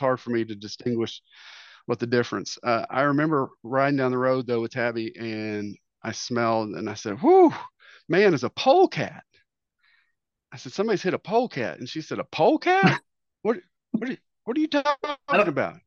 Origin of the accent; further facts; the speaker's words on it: Eastern Kentucky, United States; moved away as an adult; I'm from good old Eastern Kentucky